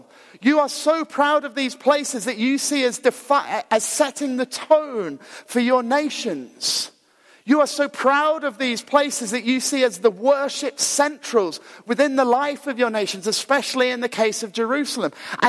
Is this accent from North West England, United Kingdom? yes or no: no; Glasgow, Scotland, United Kingdom; also born or lived in Ayr; So if you know, when we moved down to Ayr, we were incredibly cool because we moved from Glasgow.